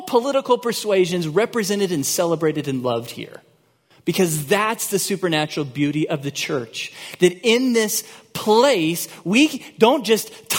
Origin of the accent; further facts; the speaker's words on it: Texas, United States; I'm a U.S. citizen. Maybe more important, I'm a Texan